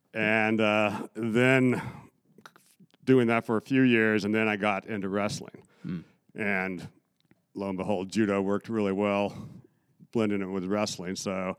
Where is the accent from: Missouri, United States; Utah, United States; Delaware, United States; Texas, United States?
Utah, United States; Salt Lake City; I grew up out in Salt Lake, Utah, and they had a lot of like programs, like youth programs.